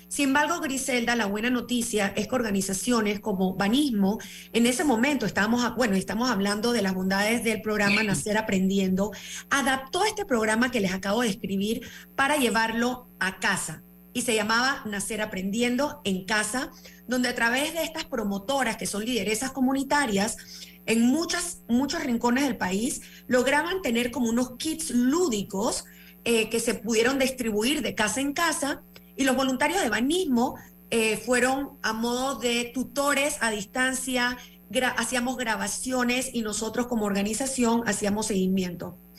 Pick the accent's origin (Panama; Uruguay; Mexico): Panama; nosotros como panameños